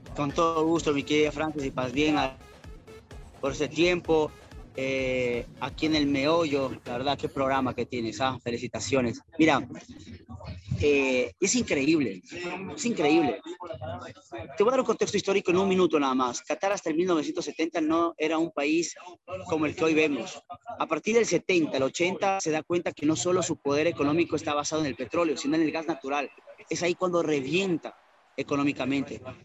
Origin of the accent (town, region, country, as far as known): Ecuador